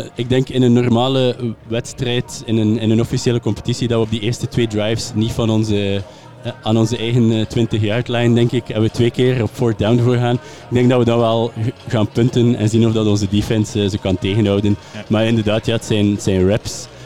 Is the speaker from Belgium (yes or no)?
yes; West Flanders, Belgium; moved away; ik ben eigenlijk van West-Vlaanderen